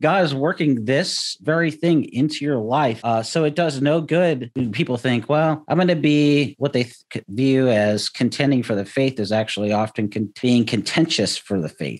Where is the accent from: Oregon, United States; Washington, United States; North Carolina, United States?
Washington, United States; Seattle; I grew up in Seattle